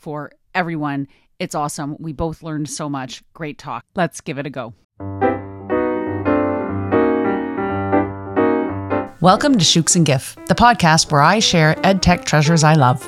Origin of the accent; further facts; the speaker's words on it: Canada; We are known globally by maybe half a dozen people as the Canadian Gens.